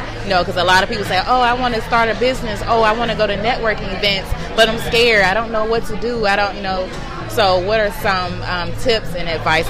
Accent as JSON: {"language": "English", "town": "Atlanta", "region": "Georgia", "country": "United States", "tie": "born or raised there", "said": "So I know, like, for me, I grew up here in Atlanta, and, you know, the people that I went to school with, they had different mindsets and things like that from me."}